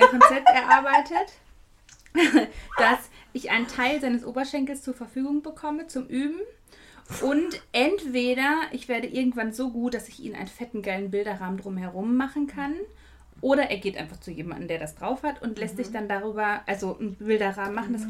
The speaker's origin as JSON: {"language": "German", "town": "Dortmund", "region": "North Rhine-Westphalia", "country": "Germany", "said": "Ich komme aus Dortmund"}